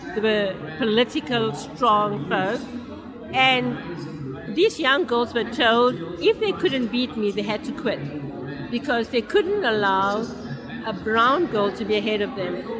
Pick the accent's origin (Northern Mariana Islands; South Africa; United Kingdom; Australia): South Africa; Durban, KwaZulu-Natal